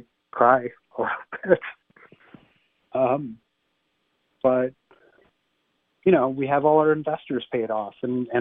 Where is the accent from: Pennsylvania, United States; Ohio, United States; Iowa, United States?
Ohio, United States; University Heights; when I was growing up in University Heights, Ohio